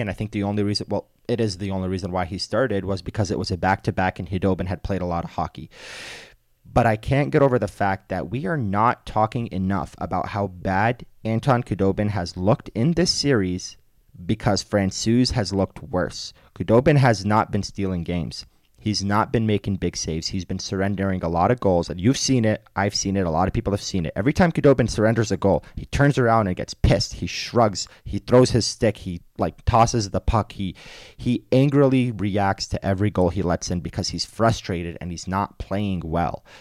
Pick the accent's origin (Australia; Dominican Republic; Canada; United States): United States; East Coast; moved away; I'm from the East Coast